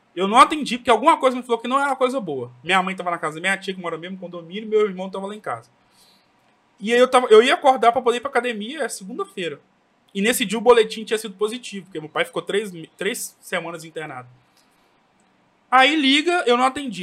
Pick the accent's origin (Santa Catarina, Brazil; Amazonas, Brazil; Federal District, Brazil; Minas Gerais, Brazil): Minas Gerais, Brazil; Governador Valadares; eu que sou aqui de Valadares